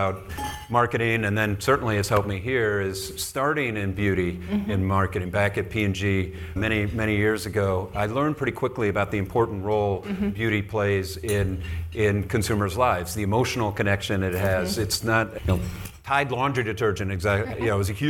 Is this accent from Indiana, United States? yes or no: yes; Indianapolis, Indiana, United States; now in Chicago, United States; I grew up in Indianapolis, the first part of my life.